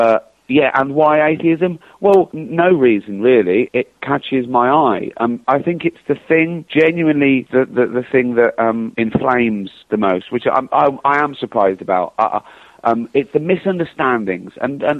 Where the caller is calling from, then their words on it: London, United Kingdom; I'm calling from London.